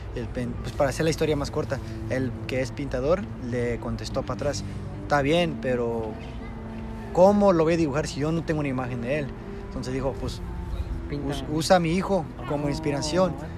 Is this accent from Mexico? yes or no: yes; Mexico; somos mexicanos